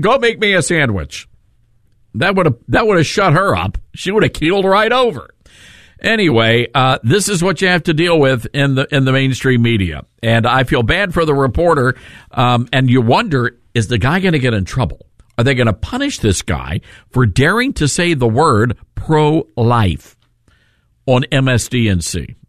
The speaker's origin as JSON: {"language": "English", "region": "the South", "country": "United States", "said": "I'm from the South"}